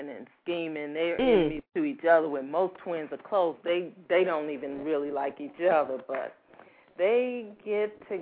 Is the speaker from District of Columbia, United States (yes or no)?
yes; Washington, D.C. area, District of Columbia, United States; also born or lived in Baltimore, Maryland; now in Atlanta, United States; I'm originally from Maryland, D.C. area. I was born in Baltimore, but grew up around the D.C. area.